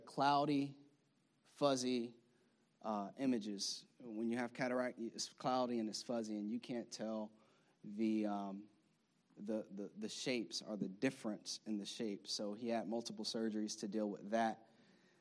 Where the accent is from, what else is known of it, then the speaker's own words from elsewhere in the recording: Florida, United States; now in Maryland, United States; I know we live in liberal Maryland. We're from Florida